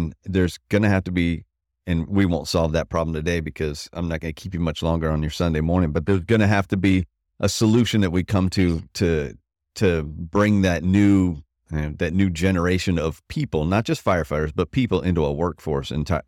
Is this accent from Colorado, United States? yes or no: no; Florida, United States; When I grew up in Florida, that's what allowed us to go neighborhood to neighborhood to neighborhood, you know, because it's so fucking hot in there